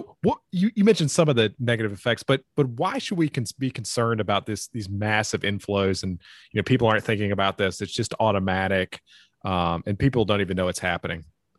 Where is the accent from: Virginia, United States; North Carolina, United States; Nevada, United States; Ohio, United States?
North Carolina, United States; we're from North Carolina, so we love moonshine.